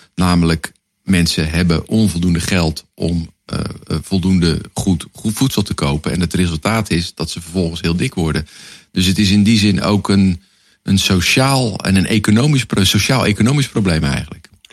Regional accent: Netherlands

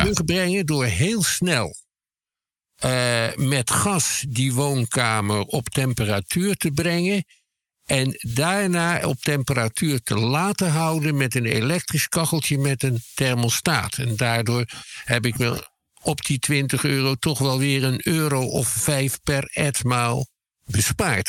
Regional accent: Schiedam, South Holland, Netherlands; Ik kom zelf uit Schiedam

